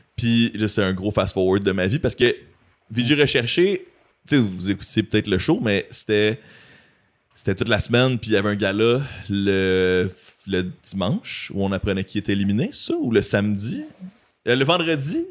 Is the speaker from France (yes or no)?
no; Montreal, Quebec, Canada; En tant que fier Montréalais